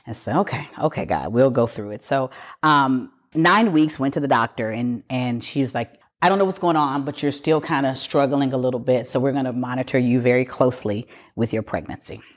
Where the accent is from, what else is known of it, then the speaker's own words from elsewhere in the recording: Pasadena, Texas, United States; born and raised in Pasadena